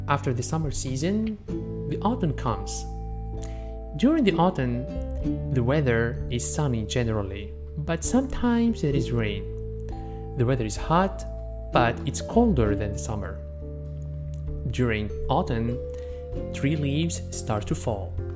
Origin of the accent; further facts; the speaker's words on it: Tunisia; بلادي تونس